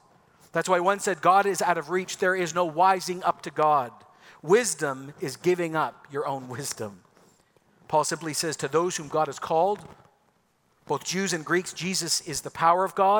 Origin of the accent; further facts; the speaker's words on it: Ecuador; See, I grew up in Ecuador in the 80s. I lived on a volcano 10,000 feet above sea level. I had an epic childhood.